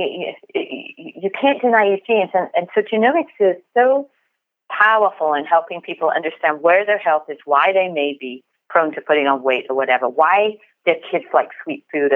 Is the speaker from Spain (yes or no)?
no; United Kingdom; also born or lived in France; now in United States; growing up in the UK